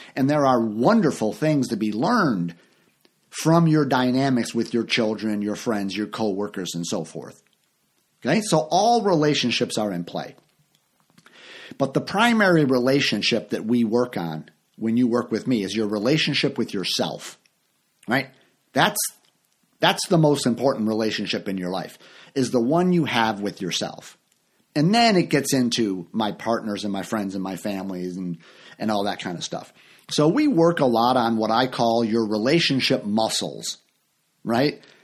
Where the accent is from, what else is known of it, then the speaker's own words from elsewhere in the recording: United States; I grew up in the Uni-, United States